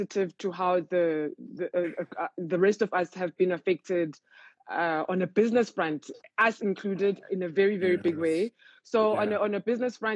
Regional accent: Cape Town, Western Cape, South Africa; I grew up in Cape Town

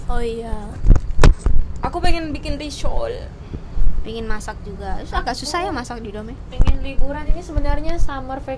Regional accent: Medan, North Sumatra, Indonesia; also born or lived in Lake Toba; now in Taiwan; saya anak Medan

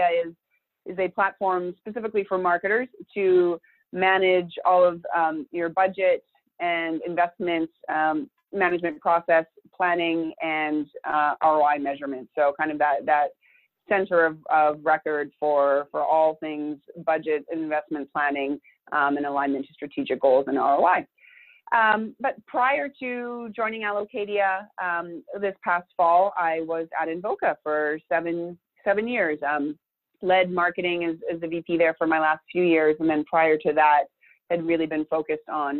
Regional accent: Thunder Bay, Ontario, Canada; moved away as an adult; also born or lived in Montreal, Canada; now in Santa Barbara, United States; as a person growing up in Thunder Bay, I was so excited to move to Montreal, the big city

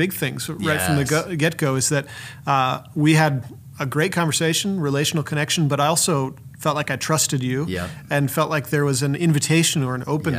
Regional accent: Minnesota, United States; My background is I'm from Minnesota, but I've been all over the country doing various things.

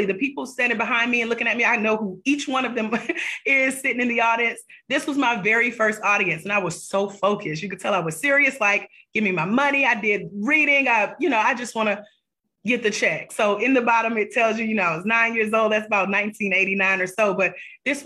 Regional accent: Douglasville, Georgia, United States; my hometown, Douglasville, Georgia

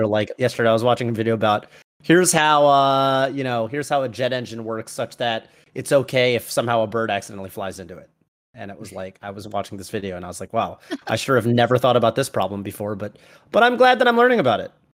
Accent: New England, United States; I'm from New England

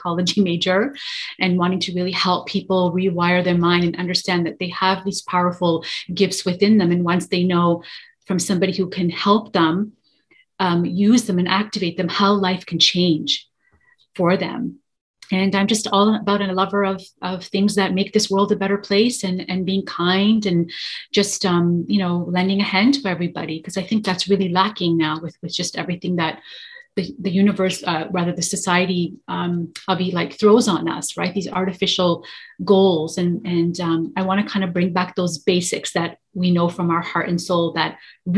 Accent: Toronto, Ontario, Canada; I am from Toronto, Canada, born and raised here in Toronto, Canada

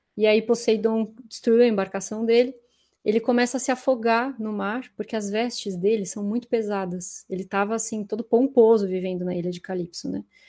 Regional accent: Florianópolis, Santa Catarina, Brazil; now in São Paulo, Brazil; o meu despertar para a arte se deu em Floripa, não foi aqui em São Paulo. Aqui em São Paulo foi um direcionamento só, mas em Floripa foi, né, estudei no instituto a vida inteira

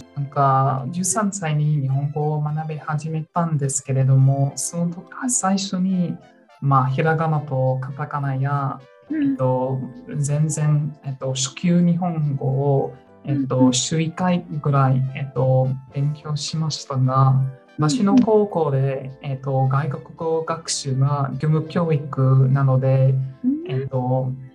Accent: New Zealand; Japanese is a second language; moved away as an adult; now in Melbourne, Australia; ニュージーランド出身ですが、この6年間、メルボンに住んでいて

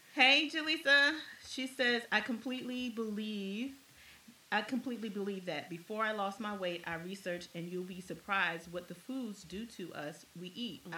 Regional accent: Maryland, United States; I'm from Maryland. So I know what Maryland crab tastes.

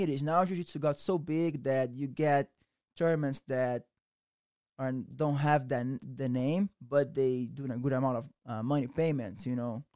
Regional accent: Rio de Janeiro, Brazil; English is a second language; moved away; also born or lived in Méier, Rio de Janeiro / Barra da Tijuca, Rio de Janeiro; I came from Rio de Janeiro.

